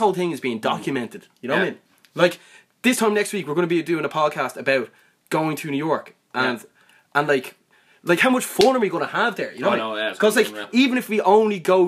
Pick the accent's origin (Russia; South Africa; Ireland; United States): Ireland; we're from Ireland